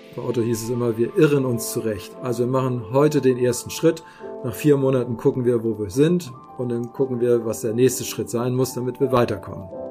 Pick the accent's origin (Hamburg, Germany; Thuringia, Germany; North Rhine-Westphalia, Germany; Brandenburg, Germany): Hamburg, Germany; moved away as an adult; now in Simonsberg, Germany; Eigentlich ist es Hamburg, auch mein Geburtsort. Und bis März äh, ist es das auch gewesen.